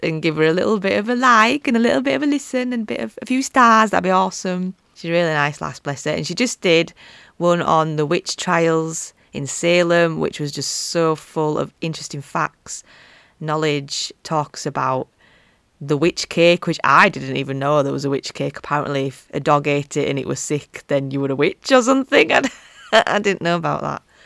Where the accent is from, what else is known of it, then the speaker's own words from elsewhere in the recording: Yorkshire and the Humber, United Kingdom; accent: Yorkshire; my Yorkshire accent